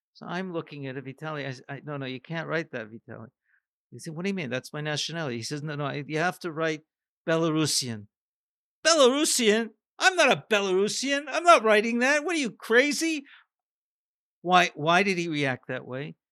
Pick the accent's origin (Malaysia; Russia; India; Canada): Canada; a North American growing up in Canada